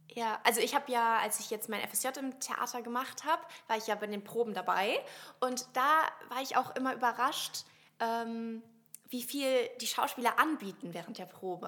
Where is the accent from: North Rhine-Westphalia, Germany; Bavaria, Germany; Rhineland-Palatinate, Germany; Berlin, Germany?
Rhineland-Palatinate, Germany; Westerwald, near Koblenz; Ich komme ja aus dem Westerwald